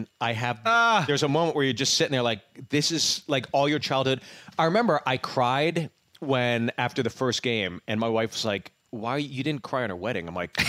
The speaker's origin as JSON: {"language": "English", "town": "Pittsburgh", "region": "Pennsylvania", "country": "United States", "also_born_or_lived": "New York", "moved": "as an adult", "said": "I'm from Pittsburgh"}